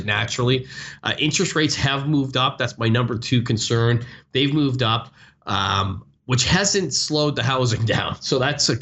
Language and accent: English; Canada; now in United States; I'm from Canada. Canada